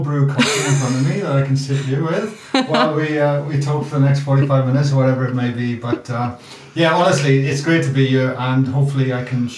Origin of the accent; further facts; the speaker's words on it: Wales, United Kingdom; moved away as an adult; now in Australia; you can hear my accent. I'm a product from Wales.